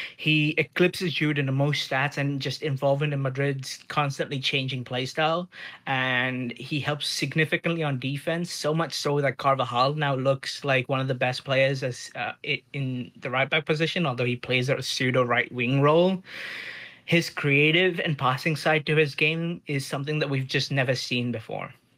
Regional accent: India; now in Toronto, Canada; I'm from India and I'm sending this in from Toronto.

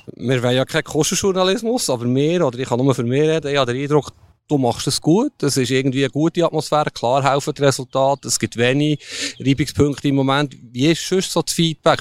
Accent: Switzerland; wir sind Schweizer

